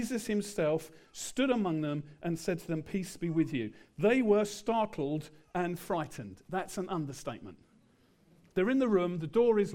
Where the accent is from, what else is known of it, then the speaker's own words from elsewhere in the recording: England, United Kingdom; we're English.